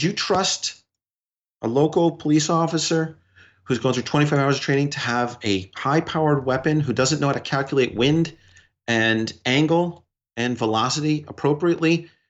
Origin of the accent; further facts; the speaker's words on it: New York, United States; but working with being a New Yorker, being in this, in advocating for human rights globally